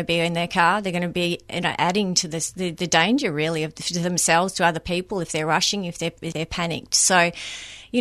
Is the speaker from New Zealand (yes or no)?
no; Mount Dandenong, Victoria, Australia; Up in Mount Dandenong, my hometown